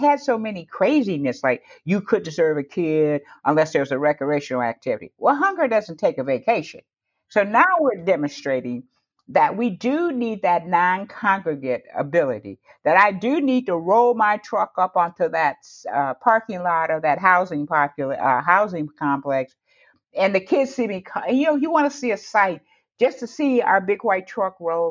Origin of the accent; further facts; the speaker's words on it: Detroit, Michigan, United States; moved away as an adult; now in Houston, United States; I'm from Detroit